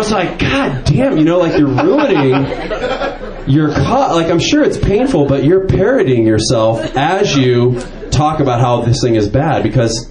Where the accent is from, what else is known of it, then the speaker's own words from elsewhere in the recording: Marin County, California, United States; I'm from Marin County.